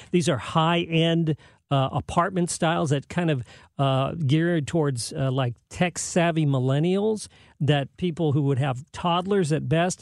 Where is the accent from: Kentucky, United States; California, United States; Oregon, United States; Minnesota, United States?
California, United States; San Jose; moved away; I grew up in San Jose, the suburban part of the Bay Area